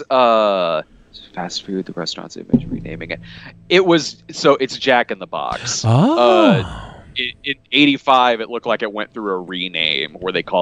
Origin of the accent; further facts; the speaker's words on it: Springfield, Illinois, United States; Like I'm born and raised in Springfield, like the capital of Illinois